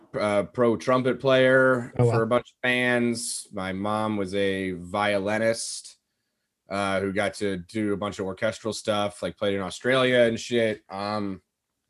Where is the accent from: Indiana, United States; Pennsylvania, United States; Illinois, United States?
Pennsylvania, United States; West Chester; now in Chicago, United States; was born in Pennsylvania, Westchester